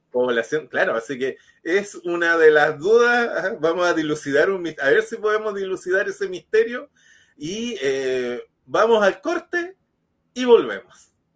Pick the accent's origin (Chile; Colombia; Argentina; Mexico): Chile; now in Chillán, Chile; yo no soy de Ñuble, yo me, crié en otra región y una de las cosas que me llamó la atención cuando llegué a Chillán